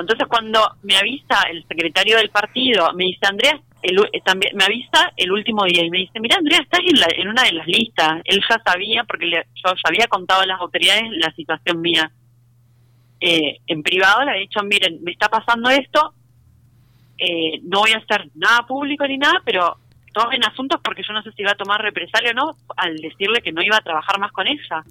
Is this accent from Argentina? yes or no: yes; Rosario, Santa Fe, Argentina; moved away; nosotros somos rosarinos